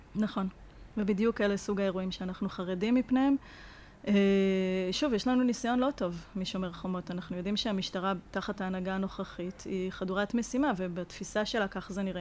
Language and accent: Hebrew; Israel; אנחנו ישראלים